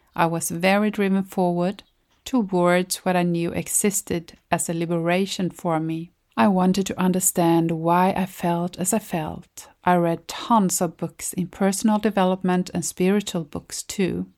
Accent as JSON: {"language": "English", "country": "Sweden", "said": "from Sweden"}